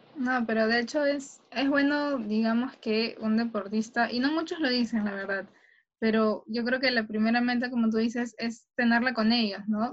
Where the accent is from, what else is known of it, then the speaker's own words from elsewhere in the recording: Callao, Peru; yo soy del Callao y he entrenado en la villa